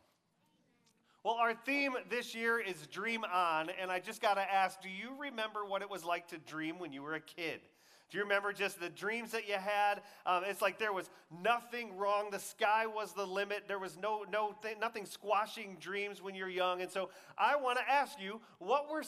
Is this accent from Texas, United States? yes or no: yes; Texas, United States; I grew up in Texas, so we had the whole Friday Night Lights thing